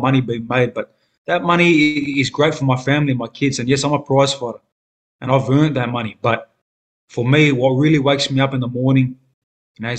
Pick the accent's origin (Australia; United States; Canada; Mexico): Australia